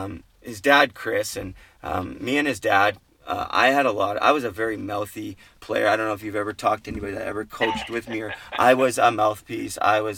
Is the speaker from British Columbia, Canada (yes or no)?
yes; Port Coquitlam, British Columbia, Canada; Port Coquitlam, my hometown.